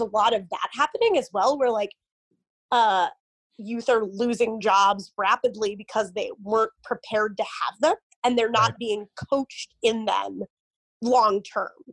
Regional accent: Omaha, Nebraska, United States; my hometown in Omaha, Nebraska

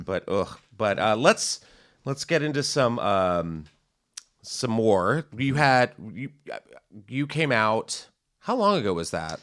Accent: Texas, United States; I'm from Texas

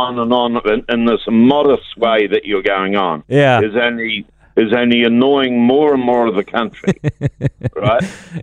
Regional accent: Scotland, United Kingdom; I'm Scottish?

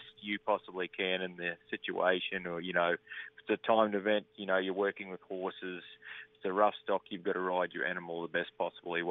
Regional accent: Australia; I'm Australian

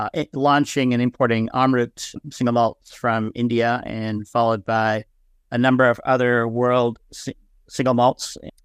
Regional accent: Canada; Yeah, well, I grew up in Canada.

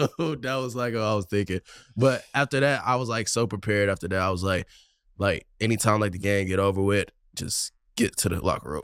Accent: Texas, United States; moved away as an adult; now in Oklahoma, United States; I'm from Texas

